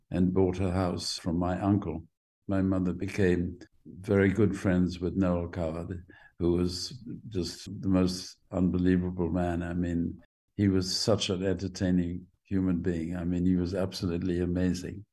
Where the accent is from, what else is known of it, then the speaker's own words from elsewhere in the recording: Jamaica; also born or lived in London, United Kingdom; I was born in the middle of the sort of west end of London. And then my mother and father took me back by boat to uh, Jamaica.